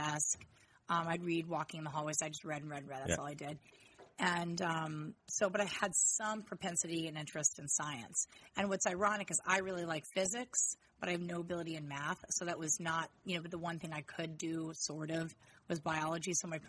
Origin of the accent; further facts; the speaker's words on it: outside of Denver, between Evergreen and Idaho Springs, Colorado, United States; moved away as an adult; I grew up outside of Denver in between two towns, one called Evergreen, one called Idaho Springs